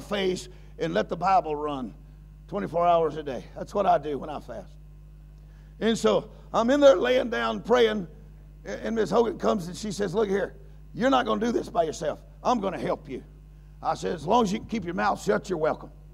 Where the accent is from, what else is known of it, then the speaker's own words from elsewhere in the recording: United States; I'm an American.